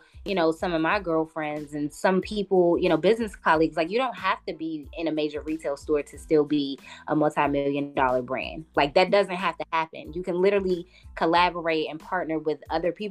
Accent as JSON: {"language": "English", "town": "Washington", "region": "District of Columbia", "country": "United States", "moved": "yes", "lives_now": "Atlanta, United States", "said": "I'm from DC originally"}